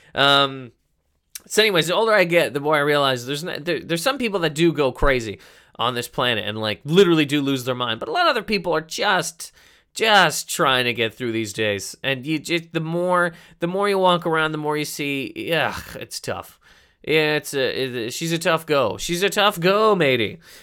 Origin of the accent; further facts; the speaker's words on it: Halifax, Nova Scotia, Canada; I'm from Halifax, Nova Scotia, correct? In Canada